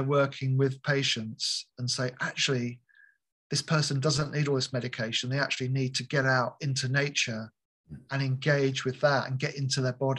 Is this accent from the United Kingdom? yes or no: yes; United Kingdom; moved away; I grew up near London